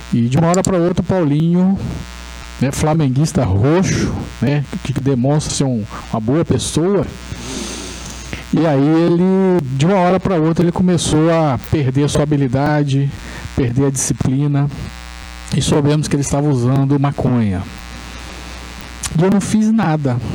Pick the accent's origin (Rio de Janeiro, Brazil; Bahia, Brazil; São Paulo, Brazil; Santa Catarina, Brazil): Rio de Janeiro, Brazil; Resende; eu sou de, eu sou de Resende